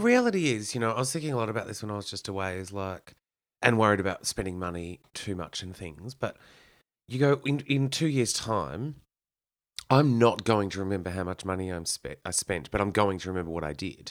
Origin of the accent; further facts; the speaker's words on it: Kyneton, Victoria, Australia; I grew up in Kyneton